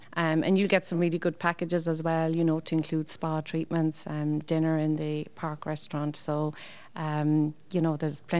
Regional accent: Tralee, County Kerry, Ireland; I'm from Tralee, which is just 20 miles from here.

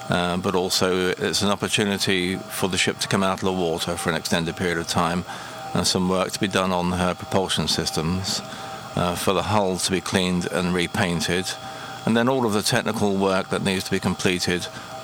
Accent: Southampton, South East England, United Kingdom; I lived in Southampton all my life.

